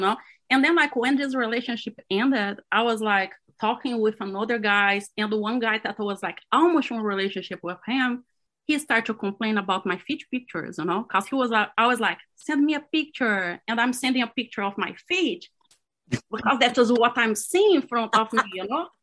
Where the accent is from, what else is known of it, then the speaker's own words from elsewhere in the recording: Brazil; English is a second language; moved away as an adult; also born or lived in Cleveland; now in Florida, United States; directly from Florida right now, but I'm from Brazil.